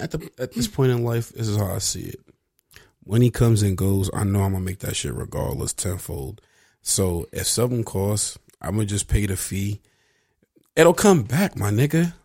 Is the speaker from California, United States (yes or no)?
yes; Venice, California, United States; I grew up in Venice